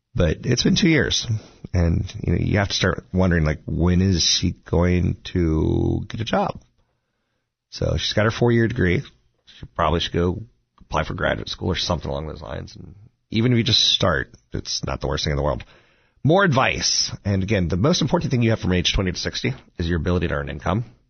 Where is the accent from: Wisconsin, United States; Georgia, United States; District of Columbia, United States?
District of Columbia, United States; Washington; I'm from Washington D.C.